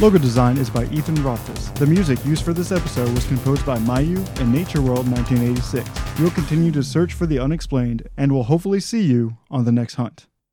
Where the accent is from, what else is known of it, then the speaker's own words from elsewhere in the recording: Arkansas, United States; a guy who's been born and raised in Arkansas